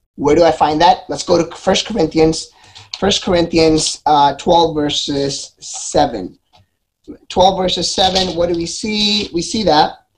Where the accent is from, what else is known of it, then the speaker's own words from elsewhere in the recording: Philadelphia, Pennsylvania, United States; I'm from Philly.